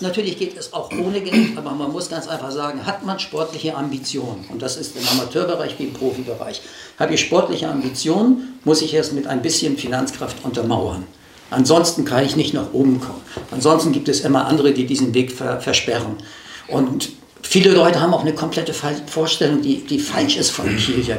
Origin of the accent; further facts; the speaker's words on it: Hamburg, Germany; moved away as an adult; now in Kiel, Germany; Ich bin in Hamburg aufgewachsen, aber seit meinem 18. Lebensjahr in dieser Stadt